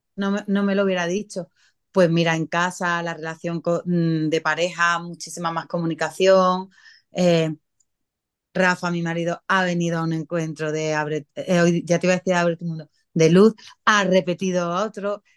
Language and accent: Spanish; San Pedro Alcántara, Andalusia, Spain; San Pedro, que es de donde yo soy.